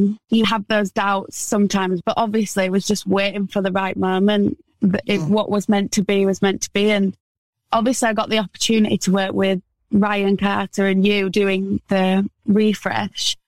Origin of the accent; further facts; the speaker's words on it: Wakefield, Yorkshire and the Humber, United Kingdom; I'm from Wakefield, which is like a little town next to Leeds